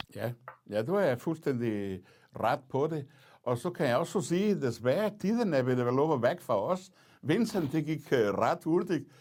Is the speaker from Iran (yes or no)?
no; Portugal; Danish is a second language; moved away as an adult; now in Denmark; jeg kommer fra Portugal, øh, jeg oplevede diktatur som ung